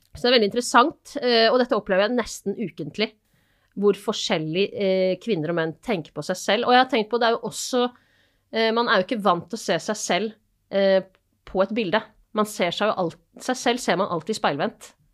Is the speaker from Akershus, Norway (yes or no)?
yes; Asker, Akershus, Norway; now in Bergen, Norway